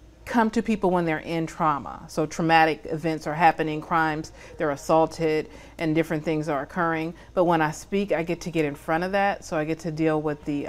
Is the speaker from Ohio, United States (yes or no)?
no; Oakland, California, United States; I'm from Oakland, California. Yeah. And I grew up an only child